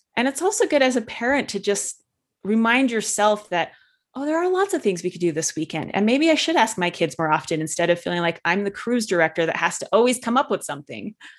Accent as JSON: {"language": "English", "region": "Utah", "country": "United States", "tie": "born or raised there", "said": "I grew up in Utah, which is very, there's a lot of Orthodox, uh, religious people here"}